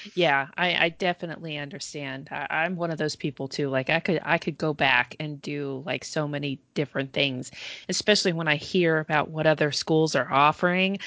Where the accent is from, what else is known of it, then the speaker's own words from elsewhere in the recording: Georgia, United States; I'm I'm actually from Georgia